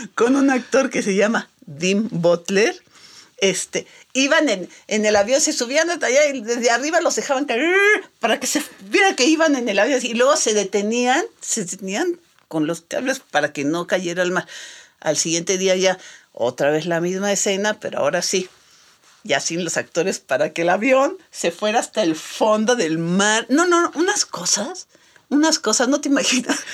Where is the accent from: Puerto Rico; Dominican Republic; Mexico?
Mexico; nosotros los mexicanos